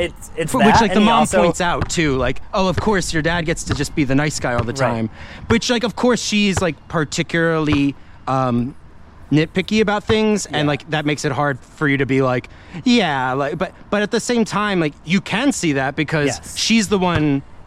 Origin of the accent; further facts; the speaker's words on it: New Jersey, United States; So I'm from New Jersey, yeah.